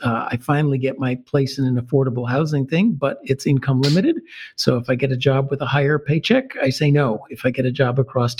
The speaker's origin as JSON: {"language": "English", "town": "Chicago", "region": "Illinois", "country": "United States", "tie": "born or raised there", "said": "I grew up in Chicago in the 1970s in the wake of the 1968 riots"}